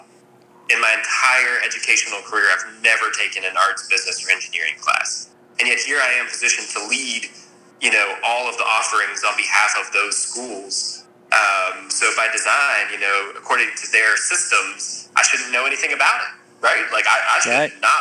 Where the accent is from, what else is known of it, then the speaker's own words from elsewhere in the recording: Nashville, Tennessee, United States; now in Richmond, United States; I'm originally from Nashville, Tennessee